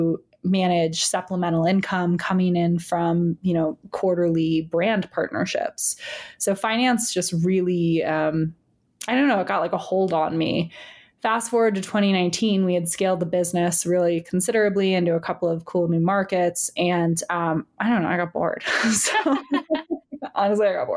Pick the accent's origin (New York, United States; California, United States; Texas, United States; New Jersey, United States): New York, United States; also born or lived in United Kingdom; I'm a New Yorker